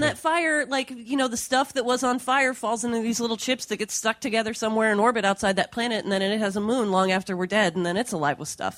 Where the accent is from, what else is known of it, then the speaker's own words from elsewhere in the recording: California, United States; I'm from California.